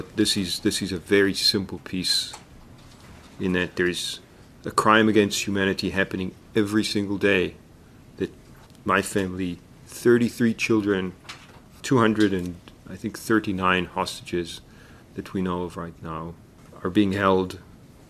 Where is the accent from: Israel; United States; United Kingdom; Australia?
Israel; moved away as an adult; now in Toronto, Canada; I'm a Canadian Israeli. I live in Toronto.